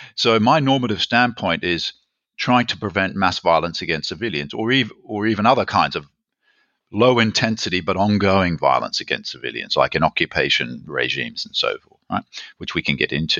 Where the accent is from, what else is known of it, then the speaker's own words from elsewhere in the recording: Australia; moved away as an adult; also born or lived in Berkeley, United States / Germany; I'm from Australia, as you can probably guess